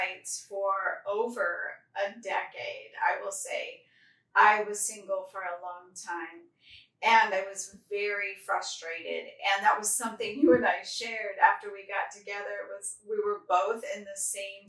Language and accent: English; Colorado, United States; I grew up in Colorado